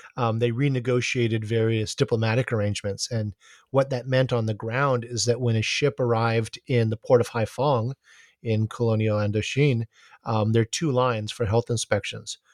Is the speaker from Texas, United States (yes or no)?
no; Honolulu, Hawaii, United States; growing up in Honolulu